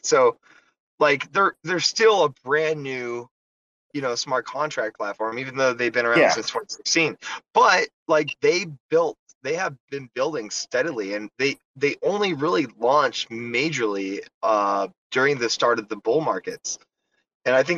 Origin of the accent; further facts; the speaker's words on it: United States; I'm an American